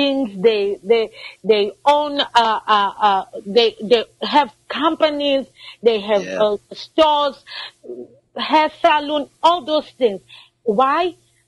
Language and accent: English; South Africa